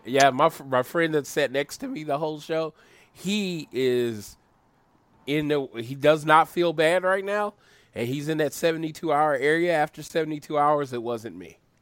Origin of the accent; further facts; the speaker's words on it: Oklahoma, United States; I'm from Oklahoma